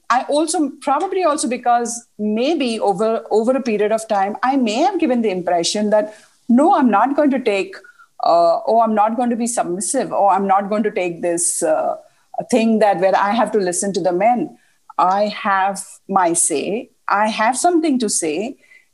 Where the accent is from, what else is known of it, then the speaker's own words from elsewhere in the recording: India; moved away; also born or lived in Middle East; we are from India